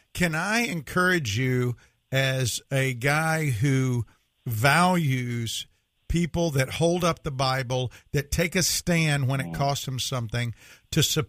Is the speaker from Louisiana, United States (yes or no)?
no; Mississippi, United States; I'm from Mississippi